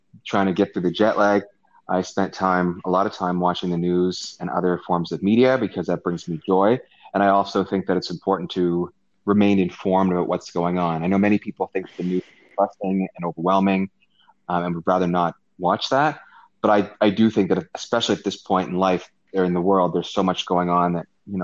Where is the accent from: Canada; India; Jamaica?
Canada; also born or lived in Hong Kong; I'm gonna be living in my home country, home province